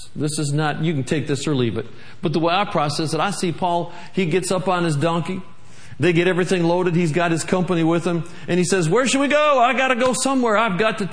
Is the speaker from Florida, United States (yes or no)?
no; Michigan, United States; moved away as an adult; also born or lived in Tulsa, Oklahoma; I'm from Michigan. We got lots of ice up there